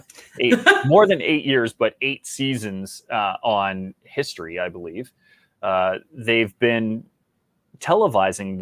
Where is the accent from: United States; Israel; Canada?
Canada; as a Canadian